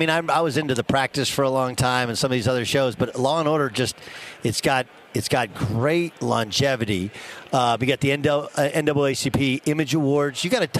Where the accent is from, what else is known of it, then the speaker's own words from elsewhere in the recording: California, United States; I grew up in Orange County, and I wasn't a Rams fan.